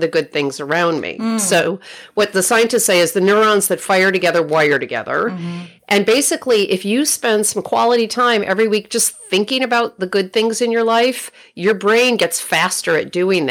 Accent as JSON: {"language": "English", "town": "Rochester", "region": "New York", "country": "United States", "tie": "born or raised there", "moved": "yes", "lives_now": "Oakland, United States", "said": "my hometown of Rochester, New York"}